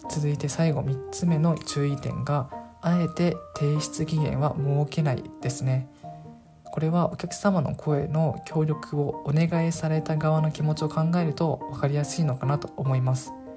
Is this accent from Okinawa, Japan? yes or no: yes; Okinawa, Japan; moved away; 僕の場合地元が沖縄であと当時沖縄に帰っていました